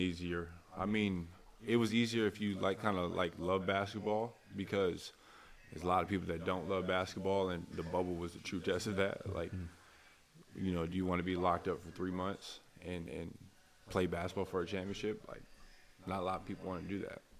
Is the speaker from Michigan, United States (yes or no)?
yes; Flint, Michigan, United States; I'm a kid from Flint, Michigan, and um, it's a rich basketball community there